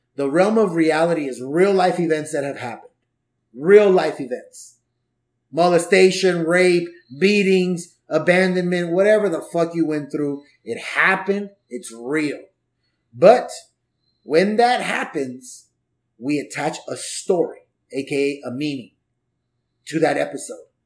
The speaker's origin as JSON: {"language": "English", "town": "Los Angeles", "region": "California", "country": "United States", "tie": "born or raised there", "also_born_or_lived": "Orange County", "said": "I was born in '79, and I grew up in the '80s in LA, in Southeast"}